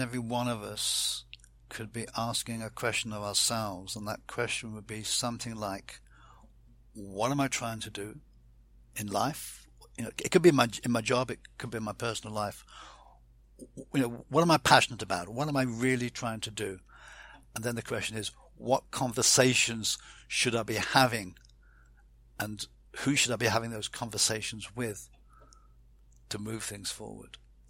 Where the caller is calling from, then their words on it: Fleet, South East England, United Kingdom; I'm saying goodbye from Fleet in the Hampshire countryside.